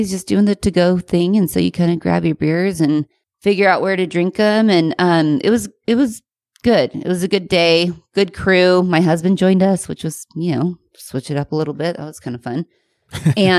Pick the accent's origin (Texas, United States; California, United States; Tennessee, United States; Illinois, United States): California, United States; Temecula; I'm from Temecula